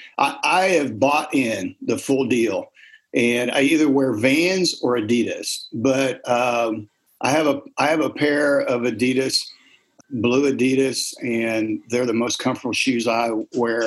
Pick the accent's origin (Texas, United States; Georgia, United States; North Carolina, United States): Texas, United States; also born or lived in Ohio; I'm a transplant. I've lived in Texas since the fifth grade, but I was born in Ohio